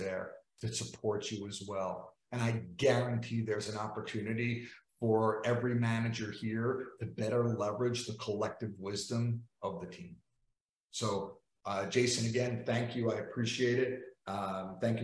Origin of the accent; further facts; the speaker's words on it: New York, United States; I'm from New York.